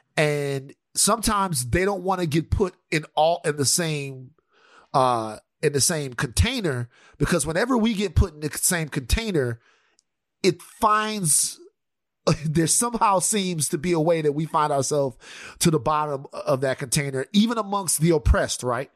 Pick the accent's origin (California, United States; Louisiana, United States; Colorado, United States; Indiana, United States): Louisiana, United States; I'm a Louisianian